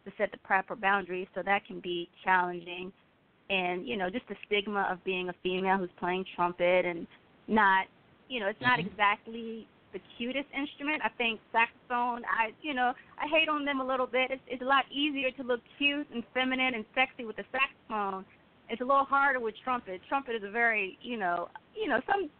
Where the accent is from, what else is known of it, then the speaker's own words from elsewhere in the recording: Fairfax County, Virginia, United States; my first instrument growing up in Fairfax County in Virginia was the cello